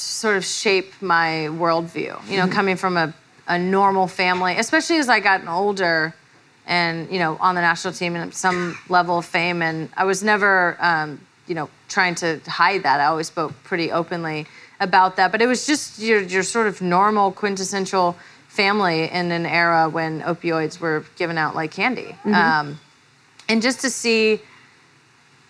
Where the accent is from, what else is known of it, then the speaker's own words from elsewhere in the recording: Redding, California, United States; I'm from Trump country, Redding, California